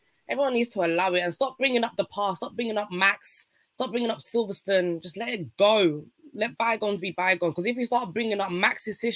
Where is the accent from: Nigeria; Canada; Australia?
Nigeria; in my language, yeah, I'm Nigerian